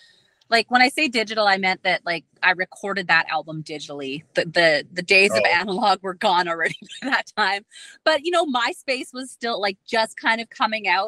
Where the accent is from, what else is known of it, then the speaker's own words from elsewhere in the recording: Dauphin, Manitoba, Canada; I was at my office sitting at my desk, in Dauphin, in my hometown